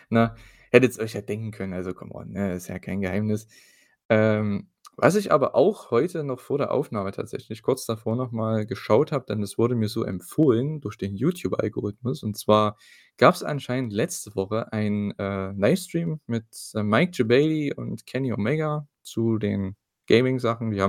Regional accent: East Germany, Germany; muss ja mal ein bisschen äh, Wortgewandtheit hier reinbringen, vor allem von mir als Ostdeutscher.

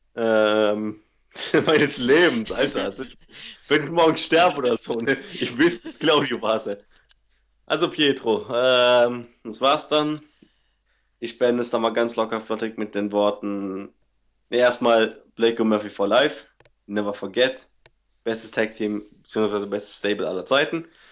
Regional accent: Cologne area, NRW, North Rhine-Westphalia, Germany; da, wo ich herkomme, gegen von Köln

